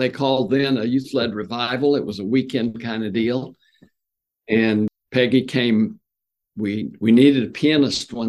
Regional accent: Lawton, Oklahoma, United States; I grew up in Lawton, Oklahoma

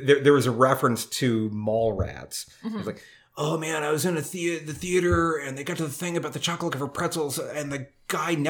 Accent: Kentucky, United States; I grew up in Kentucky.

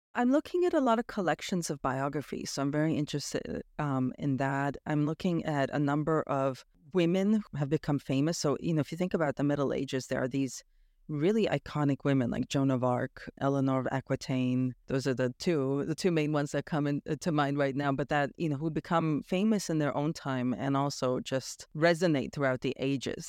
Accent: Toronto, Ontario, Canada; moved away as an adult; also born or lived in Romania; now in Bonn, Germany; I grew up in Toronto, Canada

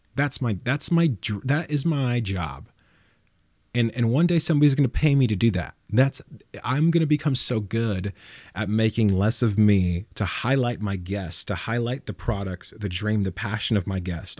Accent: Los Banos, California, United States; I'm from Las Banos, and that's a, that's a commuter town

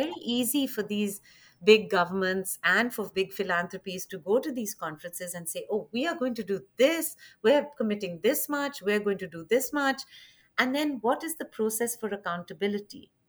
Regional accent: India; moved away; also born or lived in Chicago; I'm originally from India

